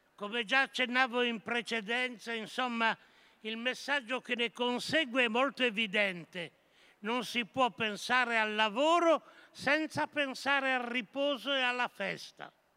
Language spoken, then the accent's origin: Italian; Monferrato, Piedmont, Italy; Nel Monferrato, la mia terra